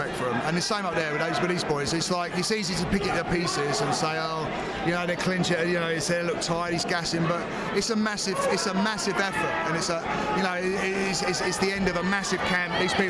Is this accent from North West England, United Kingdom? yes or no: no; London, United Kingdom; we grew up in Woolwich in Southeast London